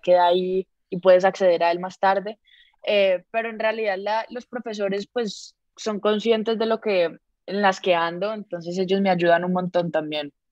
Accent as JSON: {"language": "Spanish", "country": "Colombia", "tie": "born or raised there", "also_born_or_lived": "Costa Rica", "said": "yo sí nací, a los 3 meses me volví para Colombia"}